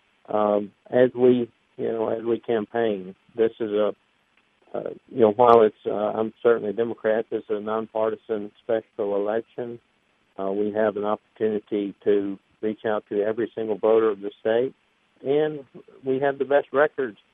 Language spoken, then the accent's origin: English; Tupelo, Mississippi, United States; born or raised there